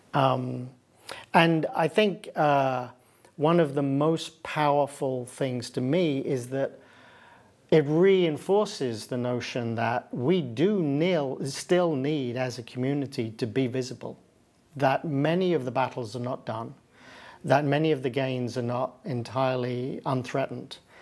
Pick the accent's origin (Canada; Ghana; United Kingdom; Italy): United Kingdom; now in United States; where I live and where I'm from, I'm from Britain, I live in the United States.